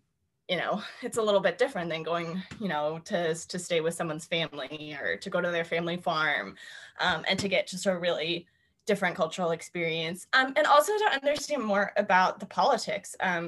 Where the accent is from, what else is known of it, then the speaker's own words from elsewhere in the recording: East Coast, United States; And I come from the East Coast of the US where like you don't really smile at people on the street